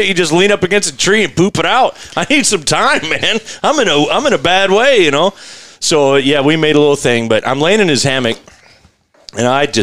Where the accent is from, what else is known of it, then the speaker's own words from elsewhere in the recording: Colorado, United States; I grew up backpacking the Rockies, and, you know, I grew up homeless